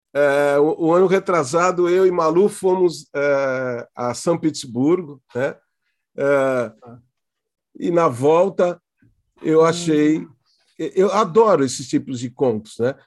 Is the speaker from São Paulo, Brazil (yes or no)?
yes; Santos, São Paulo, Brazil; se eu nasci em Santos e moro aqui